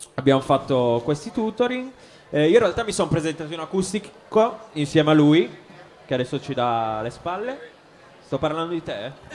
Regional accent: Cuneo, Piedmont, Italy; moved away as an adult; now in Bologna, Italy; io in realtà sono di Cuneo, sono piemontese

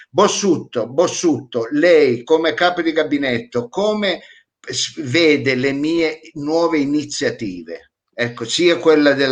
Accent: Piedmont, Italy; accent: Vercelli; ecco, che ho l'accento vercellese, ecco, anche, mi sta cambiando l'accento forse di mangiarriso

